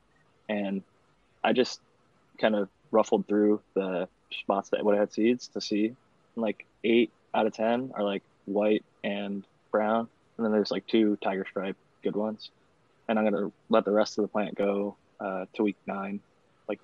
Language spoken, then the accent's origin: English; Northeast Ohio, United States; now in California, United States; I grew up in Northeast Ohio